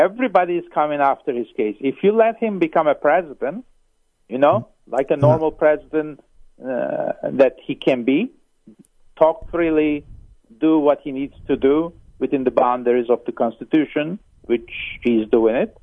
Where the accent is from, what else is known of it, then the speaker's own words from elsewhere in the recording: Turkey; now in Palm Springs, United States; I come from a Turkish origin